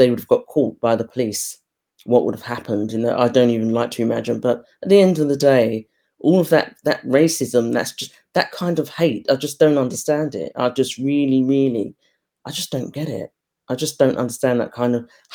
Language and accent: English; United Kingdom; we were raised in Britain, but within our household, we were brought up within Caribbean households